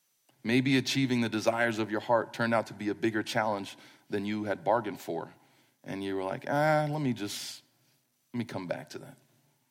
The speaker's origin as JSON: {"language": "English", "region": "East Coast", "country": "United States", "moved": "as an adult", "said": "We're from the East Coast. We just moved here in 2007. I still feel like we just moved here."}